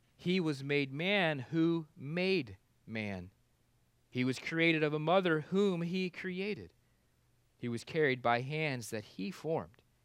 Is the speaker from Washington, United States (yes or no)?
no; Kansas, United States; now in Florida, United States; I grew up in Kansas where the winters were cold enough to kill bugs.